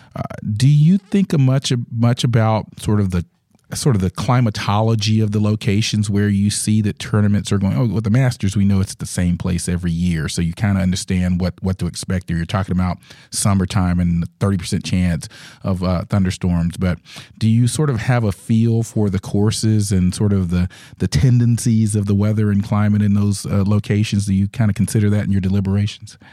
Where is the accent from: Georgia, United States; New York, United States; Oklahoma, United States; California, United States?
Georgia, United States; I grew up in the South as well here in Georgia